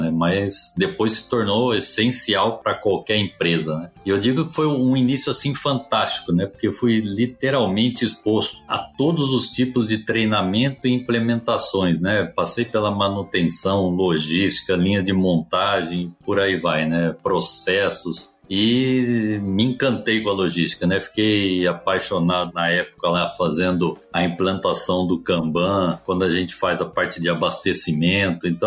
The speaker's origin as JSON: {"language": "Portuguese", "town": "Presidente Prudente", "region": "São Paulo", "country": "Brazil", "tie": "born there", "said": "Eu que nasci em Presidente Prudente, calor de 40 graus, estando exposto a menos 25, foi um negócio realmente diferente para mim."}